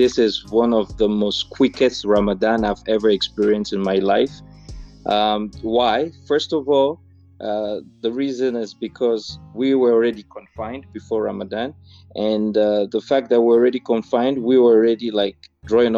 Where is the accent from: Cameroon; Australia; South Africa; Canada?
Cameroon; moved away as an adult; now in Istanbul, Turkey; I'm from Cameroon and I am a diplomat.